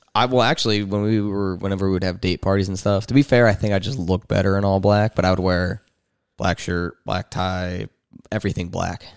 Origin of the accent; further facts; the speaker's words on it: New Jersey, United States; moved away; I'm from Jersey